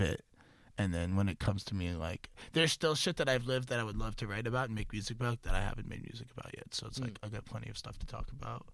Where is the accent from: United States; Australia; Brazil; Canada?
United States; Boston, Massachusetts; moved away; also born or lived in Florida / Worcester / Montana; I'm from Florida, but I moved to Boston when I was like four or five, Bet. and then grew up in Boston area